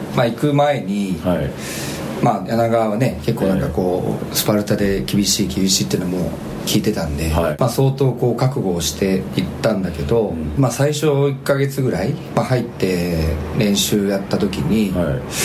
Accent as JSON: {"language": "Japanese", "region": "Shizuoka", "country": "Japan", "tie": "born or raised there", "said": "出身は静岡県"}